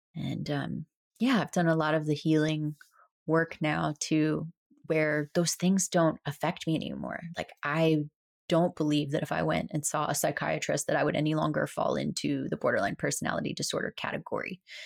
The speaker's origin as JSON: {"language": "English", "region": "South Florida", "country": "United States", "tie": "born or raised there", "said": "from a little girl growing up in South Florida"}